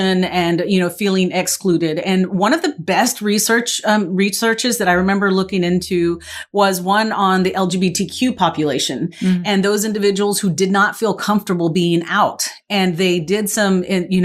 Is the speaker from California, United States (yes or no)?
no; West Texas, United States; moved away as an adult; also born or lived in East Coast; I moved to the East Coast, it was like, okay, I'm from Texas. I'm from West Texas